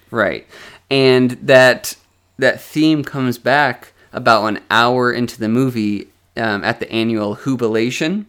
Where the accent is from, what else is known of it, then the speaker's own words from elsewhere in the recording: Westfield, Massachusetts, United States; I grew up in Westfield, Massachusetts, which is a suburb of Springfield, Massachusetts